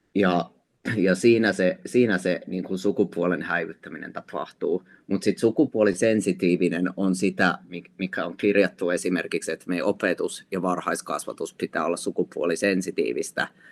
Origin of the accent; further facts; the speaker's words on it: Lappeenranta, South Karelia, Finland; mä itse olen Lappeenrannasta kotoisin ja mä muistan silloin, kun mä olin lukiossa